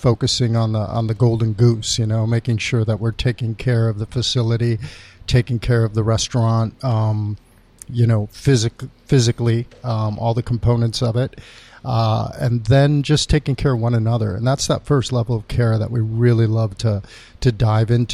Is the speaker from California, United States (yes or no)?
no; Ann Arbor, Michigan, United States; moved away; also born or lived in New York / Los Angeles; I grew up in Ann Arbor, Michigan. My parents are both from Guatemala